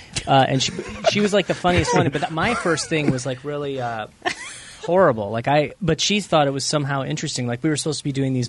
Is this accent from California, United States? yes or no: no; Carbondale, Illinois, United States; moved away as an adult; That's my homeland you're speaking of.